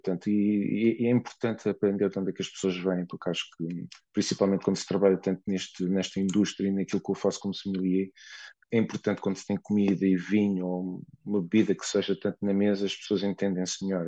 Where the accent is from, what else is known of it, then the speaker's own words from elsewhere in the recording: Lisbon, Portugal; moved away as an adult; also born or lived in Loures / Bucelas; now in New York, United States; eu nasci e cresci em Lisboa e depois vim, vim, vim para os Estados Unidos